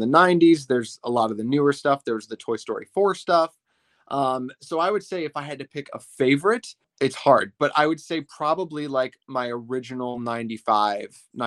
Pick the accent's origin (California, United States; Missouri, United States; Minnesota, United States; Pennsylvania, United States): Minnesota, United States; now in Ohio, United States; I live in Ohio now, but whenever we go back to my home state of Minnesota to visit my parents